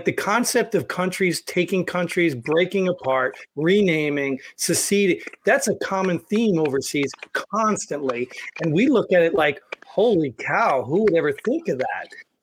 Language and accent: English; New Jersey, United States; moved away; because I grew up in Jersey and I moved out of Jersey